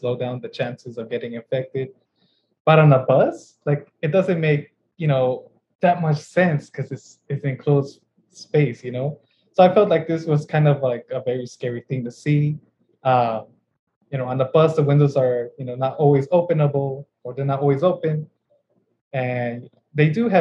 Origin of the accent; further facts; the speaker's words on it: Inland Empire, California, United States; I grew up in the Inland Empire